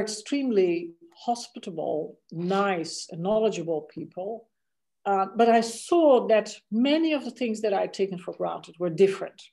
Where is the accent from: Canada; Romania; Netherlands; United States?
Netherlands; English is a second language; moved away as an adult; also born or lived in India; for me, that was the Netherlands